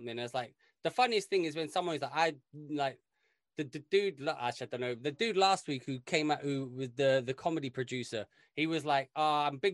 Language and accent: English; London, United Kingdom; I grew up in London where basically every one of us was from somewhere else